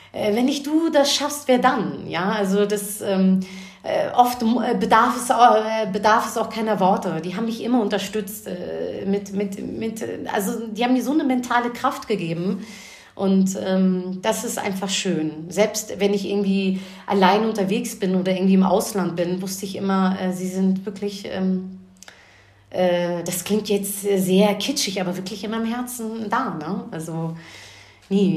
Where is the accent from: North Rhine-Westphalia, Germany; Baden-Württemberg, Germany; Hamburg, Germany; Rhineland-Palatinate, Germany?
Hamburg, Germany; ich bin gebürtige Hamburger Dirn, bin den gleichen Schulweg gegangen